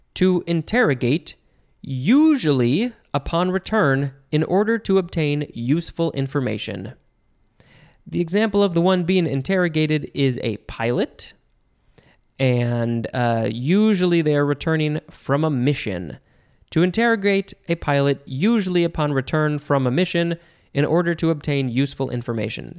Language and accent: English; United States; I, as an American, have grown up saying debris